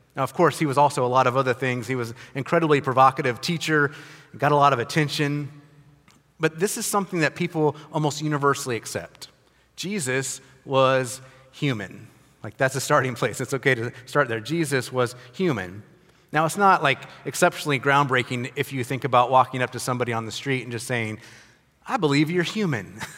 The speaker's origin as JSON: {"language": "English", "country": "United States", "said": "I'm an American. I'm a privileged American"}